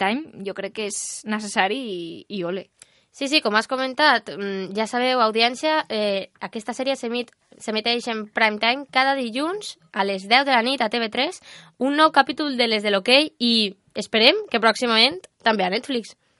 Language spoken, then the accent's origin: Catalan; Almussafes, Valencian Community, Spain; compartim el mateix poble, els dos som d'Almusafes